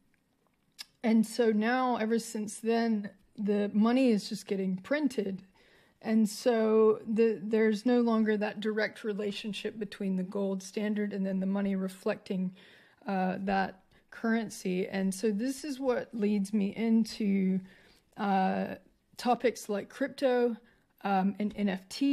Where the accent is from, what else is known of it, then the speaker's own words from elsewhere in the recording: United States; now in Australia; as an American to be in Australia